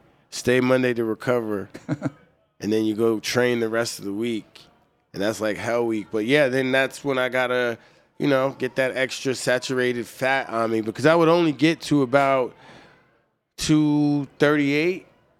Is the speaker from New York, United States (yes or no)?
yes; New York, United States; I'm from New York.